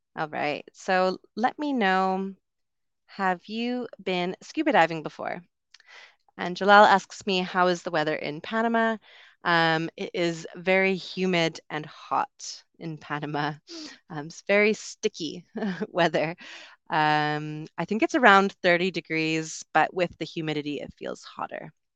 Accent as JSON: {"language": "English", "country": "Canada", "also_born_or_lived": "United Kingdom", "moved": "as an adult", "said": "I'm from Canada originally, also lived in the U K for a while"}